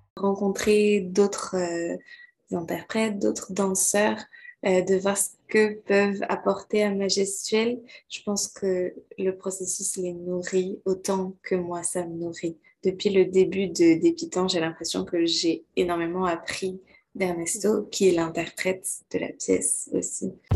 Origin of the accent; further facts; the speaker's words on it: Quebec, Canada; also born or lived in France / Martinique (ancestry); Je suis née en France et j'ai passé la plupart de ma vie au Québec. J'ai vraiment grandi au Québec.